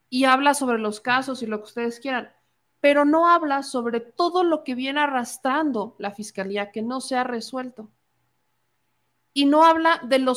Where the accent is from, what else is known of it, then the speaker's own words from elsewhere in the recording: Puebla, Mexico; soy poblana.